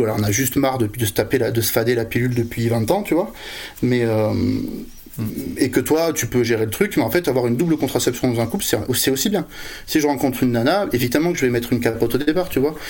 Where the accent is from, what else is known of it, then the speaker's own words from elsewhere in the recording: Bordeaux, Nouvelle-Aquitaine, France; moi, je suis de Bordeaux